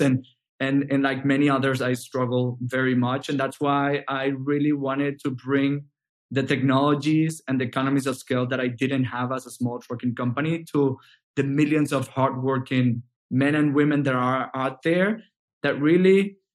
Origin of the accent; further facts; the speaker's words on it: Venezuela; moved away as an adult; now in United States; I'm originally from Venezuela, and I I started uh, back in Venezuela um, from from high school